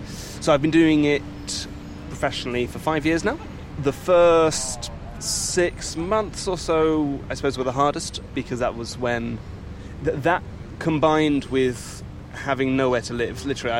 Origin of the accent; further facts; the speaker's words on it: Belgium; I grew up in Belgium, and at the time, I went to a Belgian-French school till I was 8